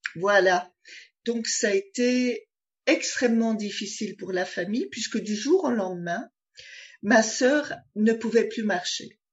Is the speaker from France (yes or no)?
no; Belgium; j'ai déménagé d'un village, euh, où j'ai grandi, en Belgique